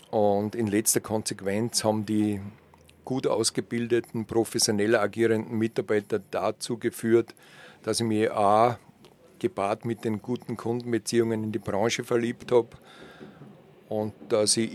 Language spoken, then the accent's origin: German; Braunau am Inn, Upper Austria, Austria; born there; Ja, nachdem ich eigentlich gebürtiger Oberösterreicher bin aus Braunau am Inn, bin ich kein Kind, das mit Skiern auf die Welt gekommen ist.